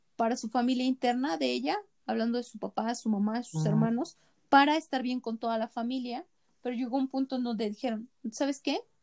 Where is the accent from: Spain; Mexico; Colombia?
Mexico; nosotros ah, como mexicanos